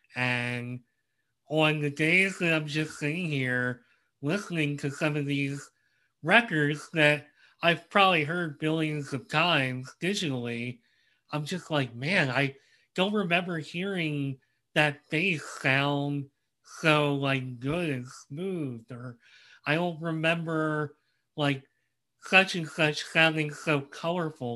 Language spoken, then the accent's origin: English; Philadelphia, Pennsylvania, United States; I grew up in the Philadelphia area